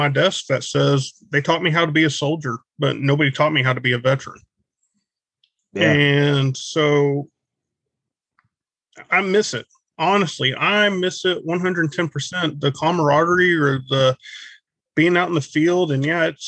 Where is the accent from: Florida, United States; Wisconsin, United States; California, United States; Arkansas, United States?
Arkansas, United States; moved away as an adult; now in Texas, United States; Wife wanted to move home to Texas, and I'm from Arkansas